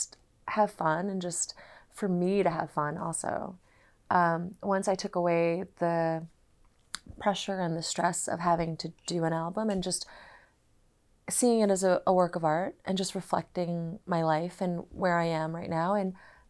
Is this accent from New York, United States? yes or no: yes; New York City, New York, United States; I grew up in New York City